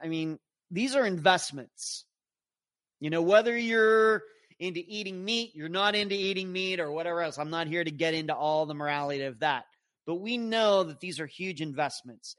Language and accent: English; Pennsylvania, United States; growing up in Pennsylvania, our backyard butted up against the cow pasture